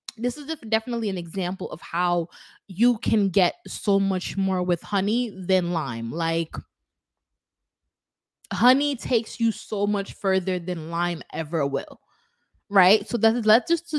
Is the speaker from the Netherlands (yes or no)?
no; Kingston, Jamaica; I'm from Kingston.